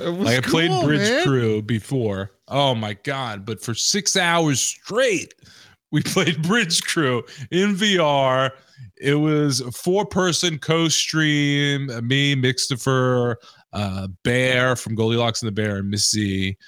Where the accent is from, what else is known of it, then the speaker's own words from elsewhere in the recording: Queens, New York, United States; So growing up in Queens, New York, you know, latchkey kid, if you will, our Genovese had a dumpster.